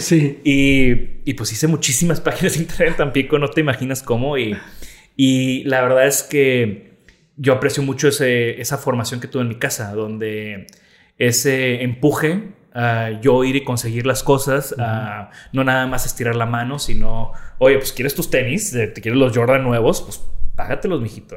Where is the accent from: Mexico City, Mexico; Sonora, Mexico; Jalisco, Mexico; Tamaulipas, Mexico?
Tamaulipas, Mexico; Tampico; moved away; also born or lived in Netherlands; nací en Tampico, crecí en Tampico, Tamaulipas